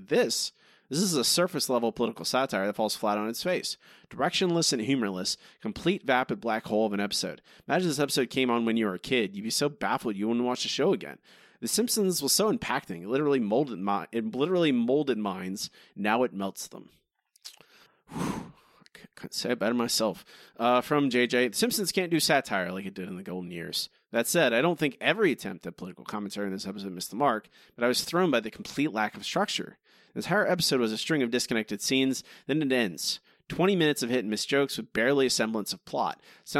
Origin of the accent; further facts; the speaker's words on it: Ireland; I gotta say, as an Irish person, this episode is impenetrable for me.